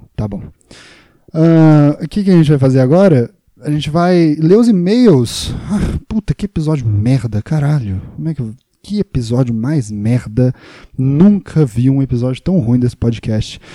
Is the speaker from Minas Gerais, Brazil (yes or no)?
yes; Juiz de Fora, Minas Gerais, Brazil; now in São Paulo, Brazil; eu sou de Minas Gerais, Juiz de Fora